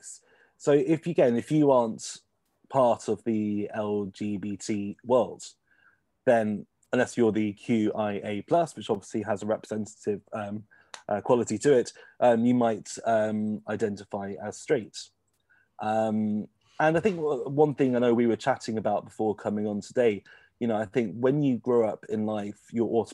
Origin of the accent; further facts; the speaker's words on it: Kettering, East Midlands, United Kingdom; we're both from Kettering, Northamptonshire